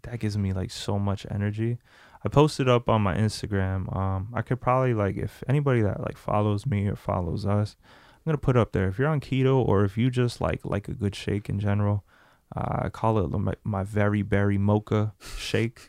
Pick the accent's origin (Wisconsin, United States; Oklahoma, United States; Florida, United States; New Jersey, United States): New Jersey, United States; We're from Jersey